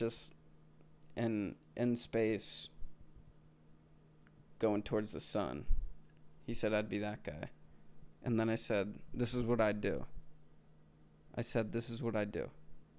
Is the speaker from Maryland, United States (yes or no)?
no; Delaware County, Pennsylvania, United States; accent: Philly; Delco. I'm from Delco.